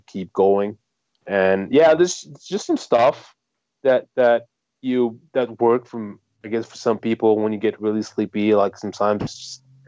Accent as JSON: {"language": "English", "country": "France", "said": "I'm from France"}